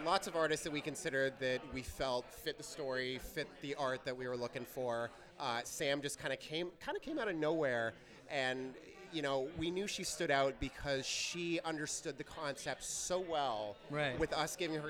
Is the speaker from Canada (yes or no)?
yes; Toronto, Ontario, Canada; We're Toronto kids born and raised.